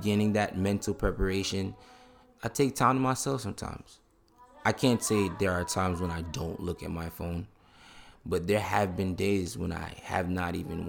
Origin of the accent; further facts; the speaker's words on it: Jamaica; Excuse my language, I'm Jamaican.